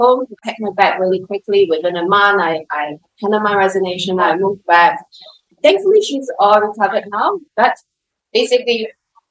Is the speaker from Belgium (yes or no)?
no; Singapore; moved away as an adult; also born or lived in London; I grew up in Singapore, like middle class family